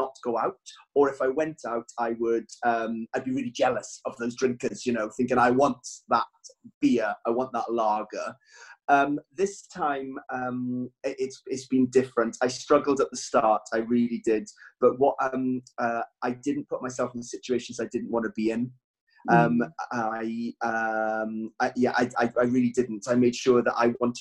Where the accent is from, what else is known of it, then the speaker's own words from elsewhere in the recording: Wales, United Kingdom; I'm Welsh